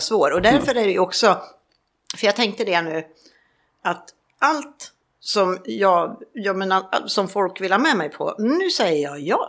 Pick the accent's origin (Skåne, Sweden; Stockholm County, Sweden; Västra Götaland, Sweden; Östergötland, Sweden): Stockholm County, Sweden; Stockholm; moved away as an adult; also born or lived in Mallorca; now in Palma, Spain; jag åker ju hem på tisdag mm. och firar jul hemma i Stockholm